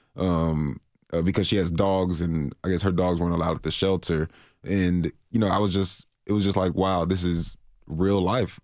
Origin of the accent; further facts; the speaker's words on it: Florida, United States; moved away; I'm from Florida